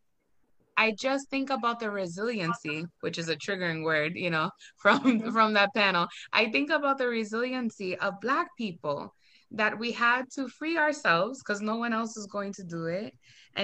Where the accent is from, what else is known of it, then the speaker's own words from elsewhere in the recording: Boston, Massachusetts, United States; I'm from Boston, Massachusetts